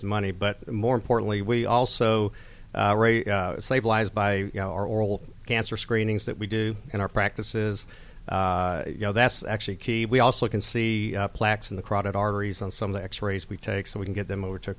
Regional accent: Georgia, United States; I grew up in Georgia most of my life

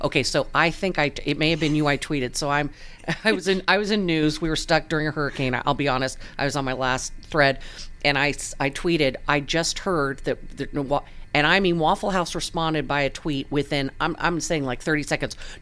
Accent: California, United States; moved away; I grew up in yeah. California

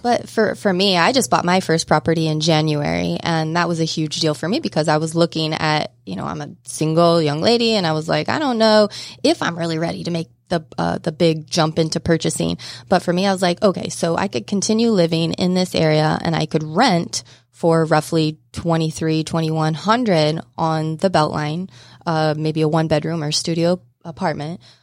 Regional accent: Southeast Kansas, United States; moved away as an adult; now in Atlanta, United States; Grew up in Southeast Kansas

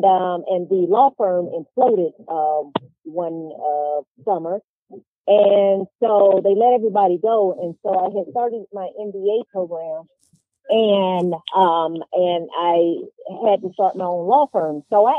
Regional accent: DeKalb County, Georgia, United States; I grew up in DeKalb County and I represent DeKalb County.

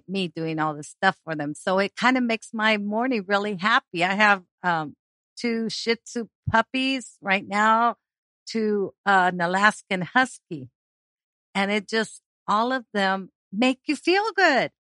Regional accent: Argentina; moved away; we're from Argentina and we drink something called mate

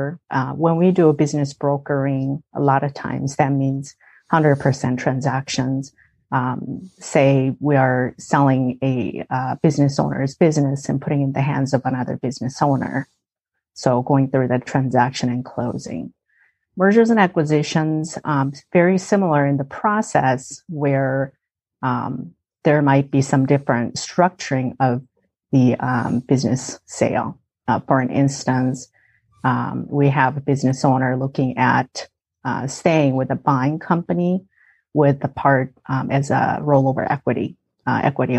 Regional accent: South Korea; moved away as an adult; now in United States; I grew up in South Korea

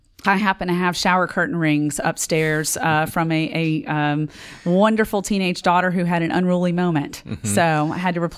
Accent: Richmond, Virginia, United States; now in Knoxville, United States; I am originally from Richmond, Virginia, and currently live in Knoxville

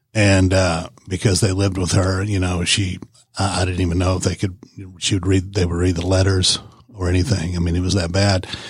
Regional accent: Warner Robins, Georgia, United States; moved away; also born or lived in Knoxville, Tennessee; I'm originally from Warner Robins, Georgia

